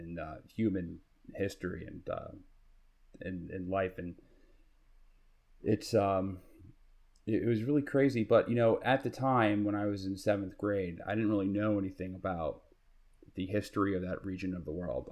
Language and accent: English; New York City, New York, United States; I grew up in Queens.